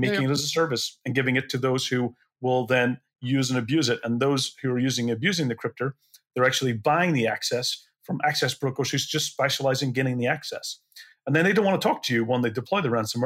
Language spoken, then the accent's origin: English; Belfast, Northern Ireland, United Kingdom; I grew up in Belfast.